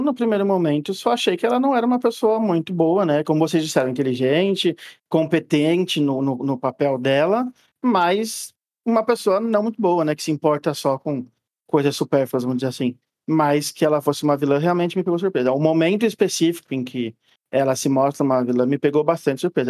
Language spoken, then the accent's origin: Portuguese; Brazil; como bom brasileiro que odeia roupa pesada e quente